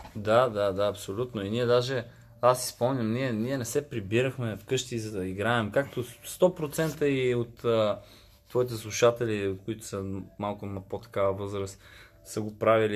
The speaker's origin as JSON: {"language": "Bulgarian", "town": "Gorni Bogrov", "region": "Sofia City", "country": "Bulgaria", "also_born_or_lived": "Italy", "moved": "as an adult", "said": "съм от село Горни Богров, което е много близко до София"}